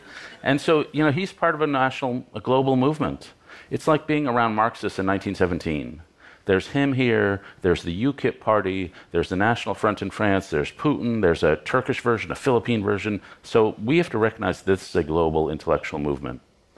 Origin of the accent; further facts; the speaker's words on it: New York City, New York, United States; Yeah, I should say I grew up in Lower Manhattan in the triangle between ABC Carpets, the Strand Bookstore, and the Odeon Restaurant.